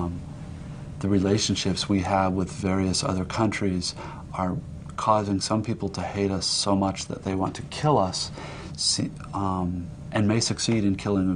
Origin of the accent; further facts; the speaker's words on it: United States; as an American